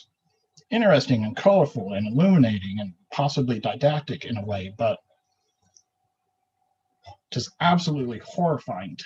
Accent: the South, United States; now in Anchorage, United States; I grew up in the South

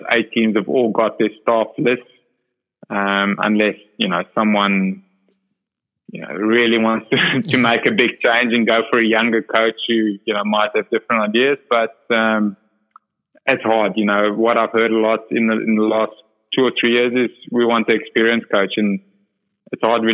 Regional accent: Port Elizabeth, Eastern Cape, South Africa; I'm from Port Elizabeth, and that's sort of the Ironman capital of, you know, Africa

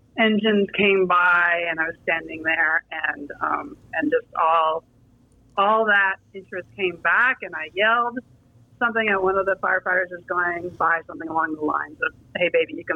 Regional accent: Marin, California, United States; When I was a little kid, I grew up in Marin

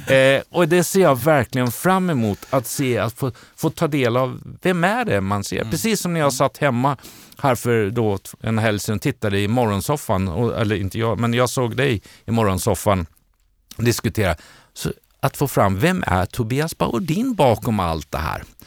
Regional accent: Borås, Västra Götaland, Sweden; now in Stockholm, Sweden; Jag har ju mina rötter, inte från Luleå, men väl från Borås

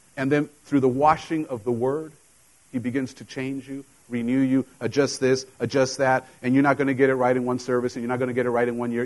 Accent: Mexico; now in United States; I grew up in Mexico with a Mexican mom, and when I came to the States, you know, there were things that I was completely foreign to the culture because I didn't grow up here.

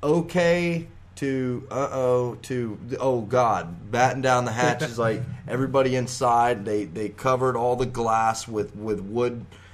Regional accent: Florida, United States; we're all from Florida

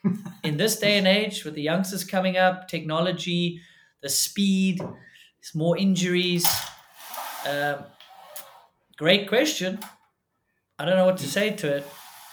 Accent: South Africa; it's kind of tough to see people follow in the footsteps as a South African.

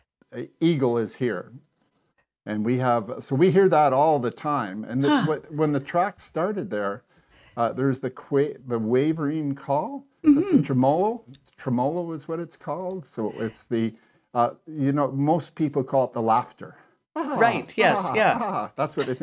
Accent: Toronto, Ontario, Canada; moved away; I was brought up in Toronto

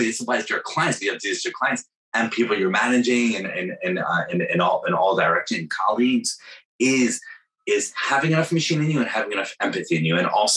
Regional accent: New York, United States; moved away; also born or lived in Bay Area, California; I'm from New York

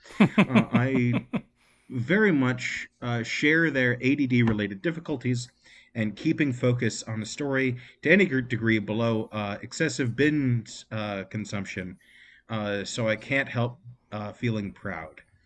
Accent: United States; I'm an American

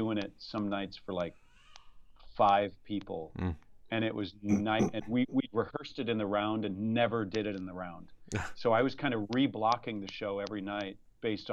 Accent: Iowa, United States; moved away as an adult; also born or lived in Nebraska; now in Houston, United States; The sweet corn of my hometown. The best thing about my hometown is the sweet corn

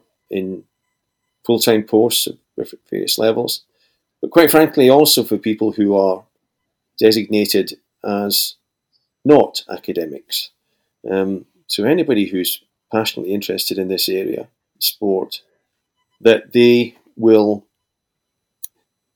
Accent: Scotland, United Kingdom; here in my hometown in Scotland

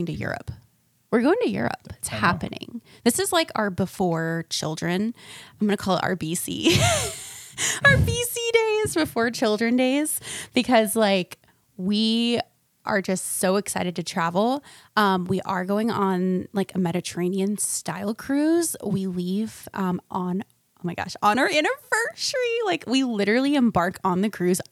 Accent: Florida, United States; now in North Carolina, United States; I'm from Florida

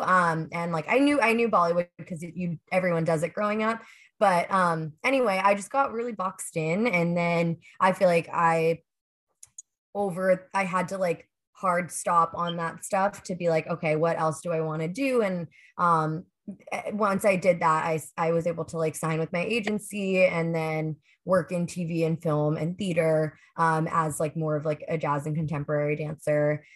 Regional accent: Pittsburgh, Pennsylvania, United States; moved away; I grew up in Pittsburgh

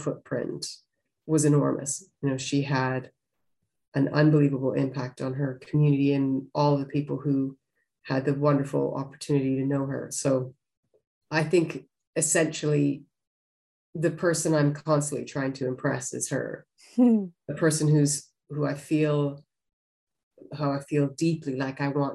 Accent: Western Canada, Canada; I grew up in Western Canada

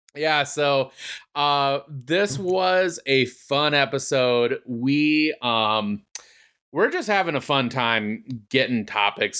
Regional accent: United States; as an American fan

